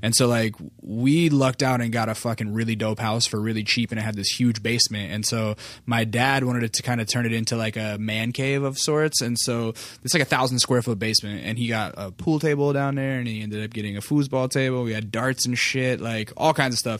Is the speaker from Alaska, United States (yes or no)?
yes; Alaska, United States; moved away; I grew up in Alaska